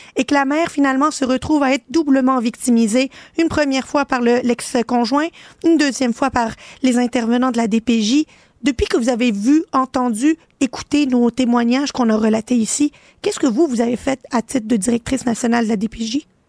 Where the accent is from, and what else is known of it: Quebec, Canada